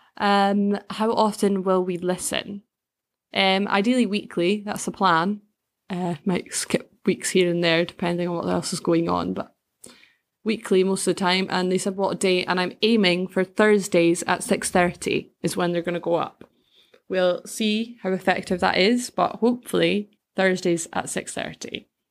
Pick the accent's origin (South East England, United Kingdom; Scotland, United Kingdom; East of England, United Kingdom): Scotland, United Kingdom; Bankfoot; moved away as an adult; now in Edinburgh, United Kingdom; I grew up in a little village outside of Perthshire called Bankfoot